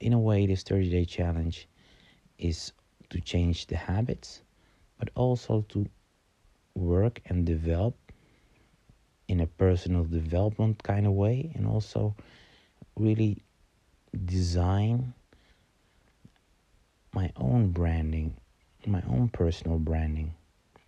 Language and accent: English; Amsterdam, North Holland, Netherlands; I'm from Amsterdam